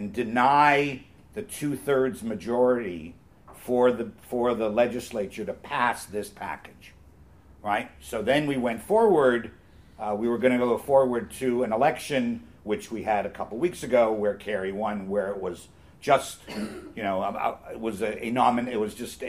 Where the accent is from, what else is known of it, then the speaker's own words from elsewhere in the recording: Canada; also born or lived in Toronto; I'm a Canadian